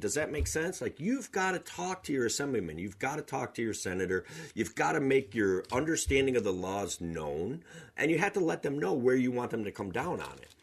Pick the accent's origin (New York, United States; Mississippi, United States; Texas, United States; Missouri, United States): New York, United States; Otsego County, Central; I'm from Otsego County. It's a, a approximately sixty thousand people. Central New York, Cooperstown, the home of baseball, that's where I'm from.